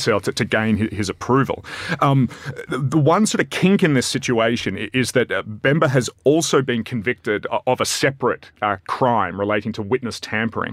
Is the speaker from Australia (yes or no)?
yes; Australia; as an Australian